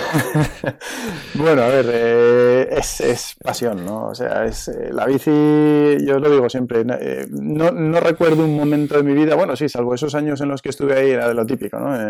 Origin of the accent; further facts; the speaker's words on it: Zaragoza, Aragon, Spain; moved away as an adult; also born or lived in Madrid; now in Hoyo de Manzanares, Spain; yo soy de Zaragoza, pues yo ya empecé a competir aquí en Zaragoza en el año, en el año 89-90